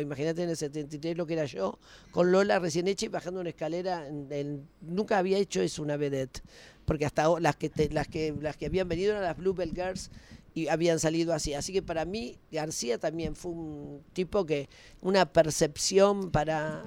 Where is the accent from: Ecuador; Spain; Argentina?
Argentina; siempre fui profeta en mi tierra.